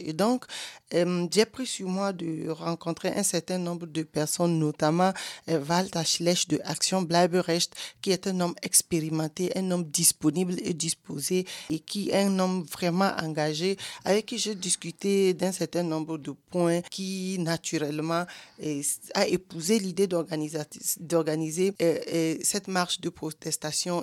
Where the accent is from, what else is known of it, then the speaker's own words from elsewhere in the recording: Togo; now in Germany; au Togo et dans mon pays natal